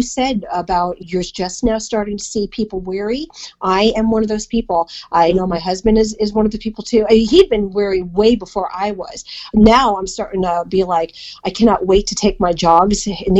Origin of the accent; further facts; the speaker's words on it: Philippines; I mean, you both know I'm Filipino